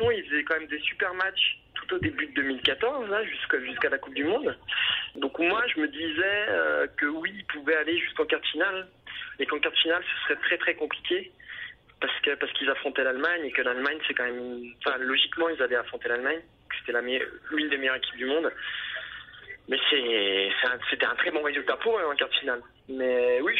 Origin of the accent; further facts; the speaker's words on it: Saint-Etienne, Auvergne-Rhône-Alpes, France; Mais comme je suis de Saint-Etienne, je crois que je suis un peu obligé de supporter Saint-Etienne quand même, malgré tout.